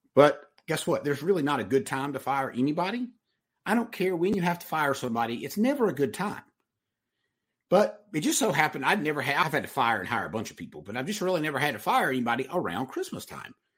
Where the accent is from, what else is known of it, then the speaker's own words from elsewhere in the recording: Mount Airy, North Carolina, United States; I am from Mount Airy, North Carolina. I'm from Mayberry. I barely made it out of high school.